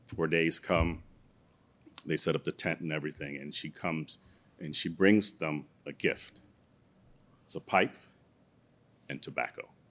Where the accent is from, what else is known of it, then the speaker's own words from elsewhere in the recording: New York City, New York, United States; also born or lived in Guyana; I'm from Brooklyn originally.